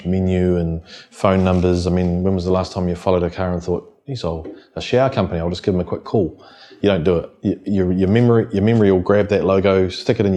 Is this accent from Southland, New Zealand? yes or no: no; Wellington, New Zealand; born and bred in the Wellington region